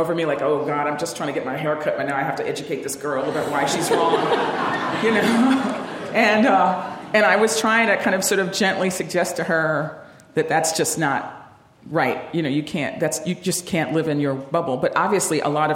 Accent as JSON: {"language": "English", "region": "New York", "country": "United States", "tie": "born or raised there", "said": "growing up in New York"}